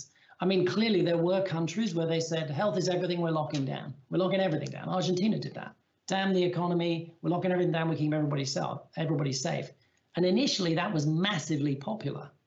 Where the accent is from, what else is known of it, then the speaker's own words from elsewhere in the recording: England, United Kingdom; as an Englishman